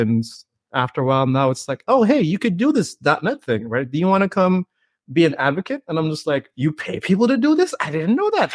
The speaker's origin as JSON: {"language": "English", "town": "Saint John's", "region": "Saint John", "country": "Antigua & Barbuda", "tie": "born or raised there", "said": "I grew up in the Caribbean, you know, born and raised in Antigua, Saint John's, Antigua"}